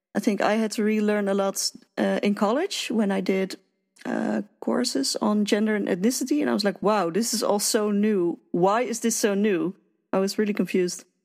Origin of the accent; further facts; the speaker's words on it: Netherlands; being a Dutch person